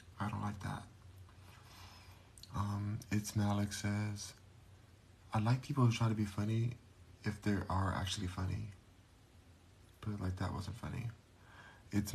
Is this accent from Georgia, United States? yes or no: no; Los Angeles, California, United States; now in Texas, United States; I am a native Los Angelian, whatever it's called, I'm born and raised there